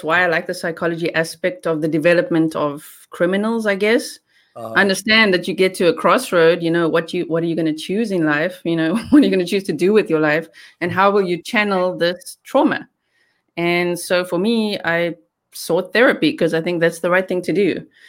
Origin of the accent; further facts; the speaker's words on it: South Africa; accent: South African; moved away as an adult; I grew up in South Africa, yeah. I only moved here 2 years ago